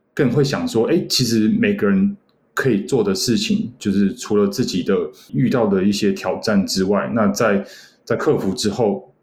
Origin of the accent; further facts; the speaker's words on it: Taiwan; 我们台湾人